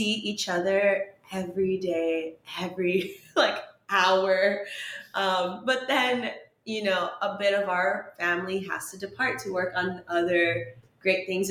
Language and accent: English; San Diego, California, United States; San Diego.